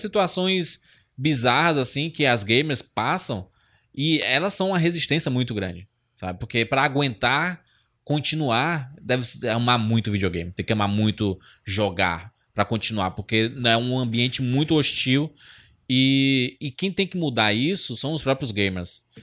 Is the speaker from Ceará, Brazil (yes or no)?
yes; Ceará, Brazil; Eu sou nordestino